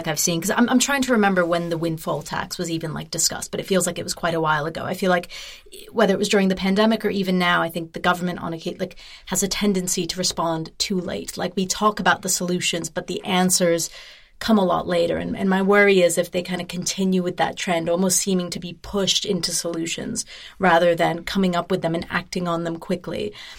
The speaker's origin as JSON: {"language": "English", "region": "California", "country": "United States", "moved": "as an adult", "lives_now": "United Kingdom", "said": "as a Californian"}